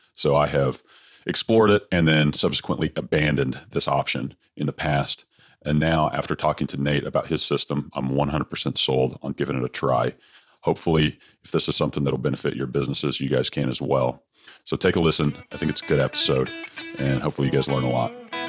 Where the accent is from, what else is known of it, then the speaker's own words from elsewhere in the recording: Austin, Texas, United States; here in Austin, my hometown.